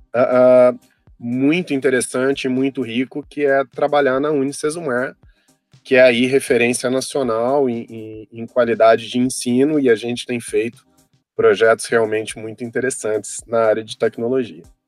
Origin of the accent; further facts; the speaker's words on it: south of Minas Gerais, Brazil; moved away as an adult; also born or lived in Brasília; no sul de Minas, de onde eu sou natural